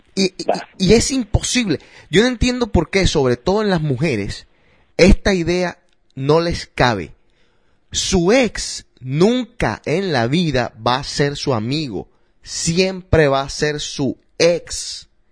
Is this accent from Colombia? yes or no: yes; Colombia; now in United States; como colombiano